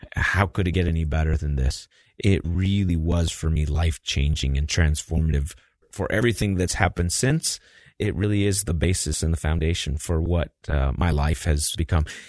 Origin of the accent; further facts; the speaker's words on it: Albuquerque, New Mexico, United States; moved away as an adult; also born or lived in Logan, Utah / Provo, Utah / Taiwan; I grew up in Albuquerque, New Mexico